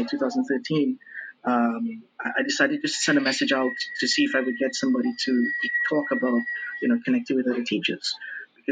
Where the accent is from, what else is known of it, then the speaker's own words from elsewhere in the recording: Trinidad & Tobago; moved away as an adult; now in Brazil; I'm originally from Trinidad and Tobago, right? Twin Island Republic in the Caribbean. And I moved down to Brazil to do some studies here